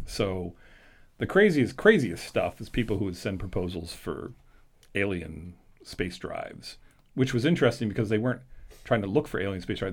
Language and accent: English; Washington, District of Columbia, United States; moved away; I was born and raised in Washington D.C., so for me it was going home